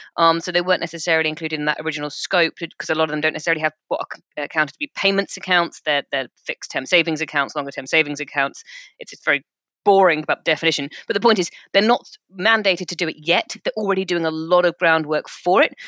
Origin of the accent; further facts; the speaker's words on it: United Kingdom; We're British.